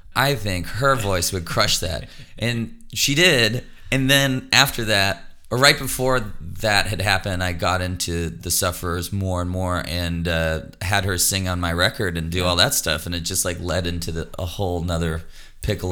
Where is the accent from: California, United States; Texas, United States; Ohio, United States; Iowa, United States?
Texas, United States; Austin; growing up in Austin